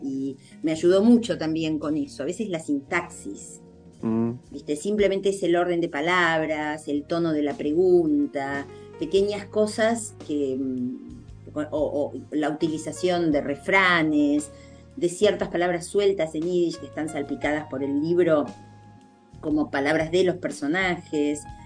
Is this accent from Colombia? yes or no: no; Argentina; nosotros hablamos español en la Argentina